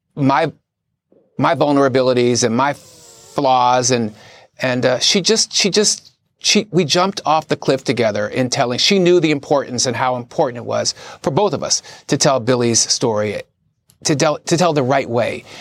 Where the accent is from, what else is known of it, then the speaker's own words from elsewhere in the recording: Philadelphia, Pennsylvania, United States; my dad was a cop. And the only time I saw him cry, uh, we're from Philadelphia